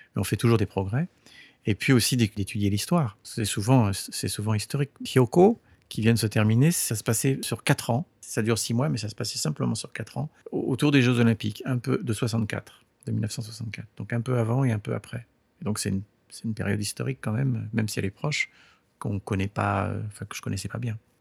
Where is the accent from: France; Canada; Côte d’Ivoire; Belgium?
France; moved away as an adult; also born or lived in California, United States; now in Japan; je suis né en France et toute, toute ma culture, euh, toute mon éducation, euh, s'est faite au départ en, en, en France.